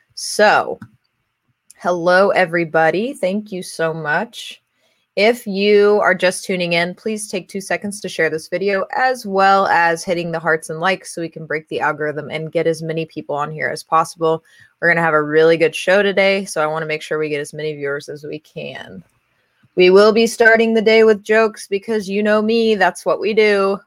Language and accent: English; Kansas, United States; Kansas. I'm so proud of you, my home state.